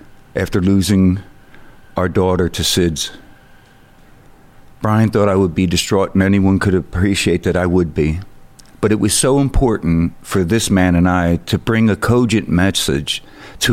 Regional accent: Philadelphia, Pennsylvania, United States; I'm from Philadelphia, Pennsylvania.

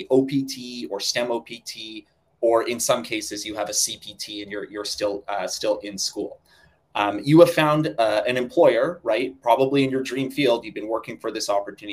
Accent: Calgary, Alberta, Canada; moved away as an adult; also born or lived in Vancouver; now in Toronto, Canada; I am born and raised Canadian. I grew up in Calgary, moved to Vancouver for school, and then moved out to Toronto about 7 years ago, where I currently live here

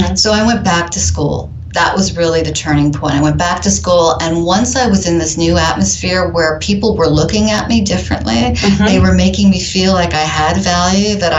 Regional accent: Adirondacks, New York, United States; now in New York City, United States; growing up in the Adirondacks, as you mentioned, it was a really rural place

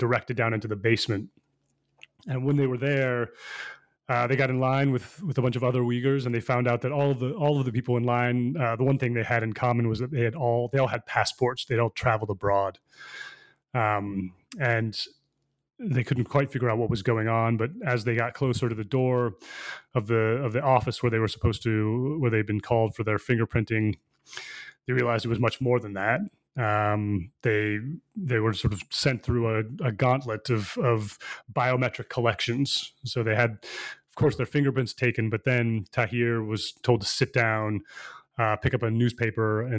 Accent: United States; moved away as an adult; also born or lived in China / Seoul / Taipei; I'm born in the U.S.

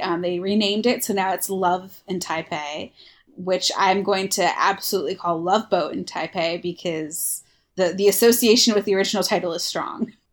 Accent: Michigan, United States; moved away as an adult; also born or lived in Iowa; just moved. from Iowa back to my home state of Michigan

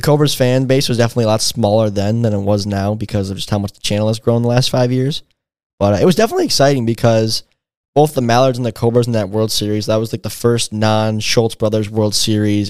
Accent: Michigan, United States; I was born and raised in Michigan, you know, less than an hour outside of Detroit.

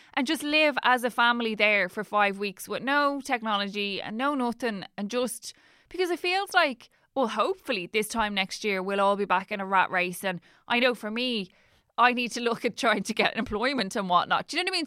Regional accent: Dublin, Leinster, Ireland; I'm from Dublin

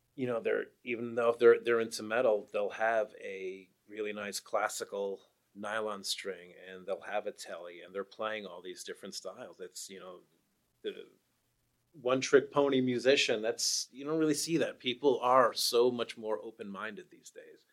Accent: New York, United States; now in Portland, United States; I'm from the East Coast, I'm from New York

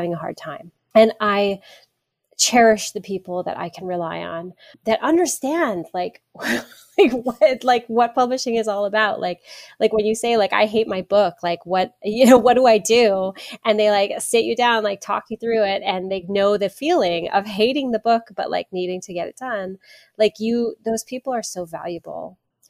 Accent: Hawaii, United States; growing up in Hawaii

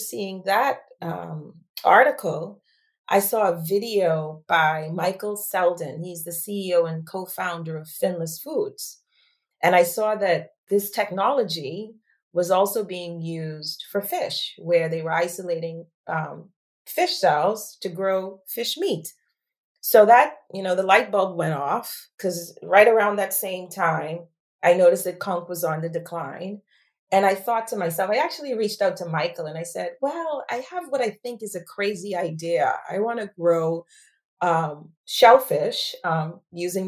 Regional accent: Bahamas; moved away as an adult; also born or lived in United States; now in United Kingdom; born and raised in the Bahamas.

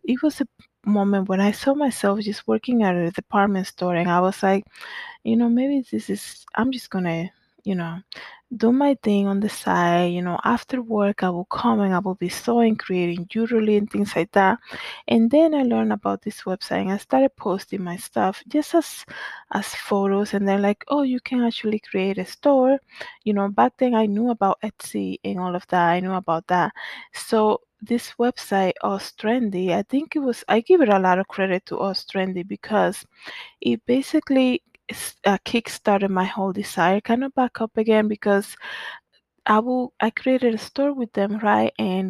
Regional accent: Danbury, Connecticut, United States; also born or lived in Dominican Republic; So growing up in Danbury, Connecticut, where we came after moving from the Dominican Republic

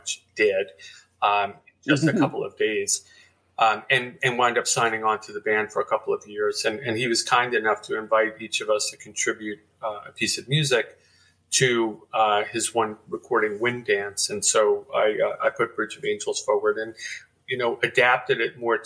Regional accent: New York, United States; I grew up in New York

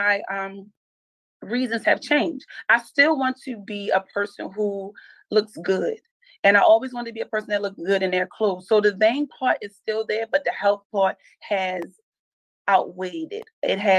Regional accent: Baltimore, Maryland, United States; I am born and raised in Baltimore.

